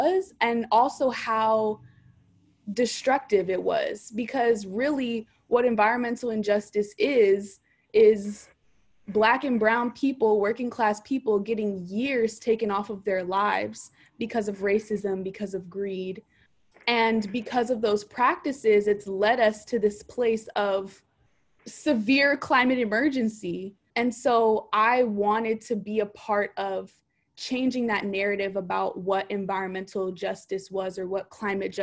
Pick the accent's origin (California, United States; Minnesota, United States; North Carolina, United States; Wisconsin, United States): California, United States; Oakland; I am born, raised, and educated in Oakland, California.